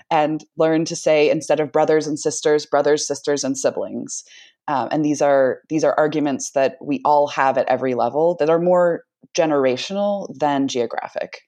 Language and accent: English; San Jose, California, United States; also born or lived in East Palo Alto, California / Washington, D.C. / Boston; I grew up in East Palo Alto and in San Jose